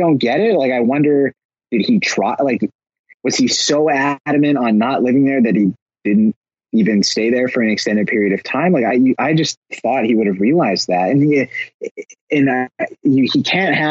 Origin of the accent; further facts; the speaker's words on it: Canada; as a Canadian